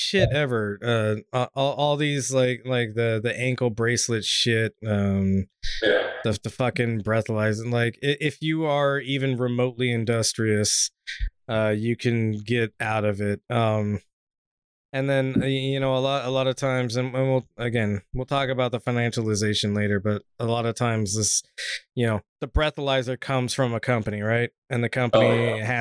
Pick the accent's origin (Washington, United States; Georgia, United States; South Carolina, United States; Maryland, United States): Washington, United States; my home state of Washington